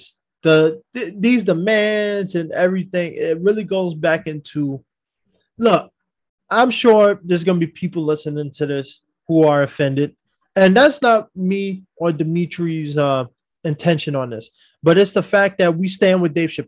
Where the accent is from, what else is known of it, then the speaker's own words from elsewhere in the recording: New York, United States; I'm from New York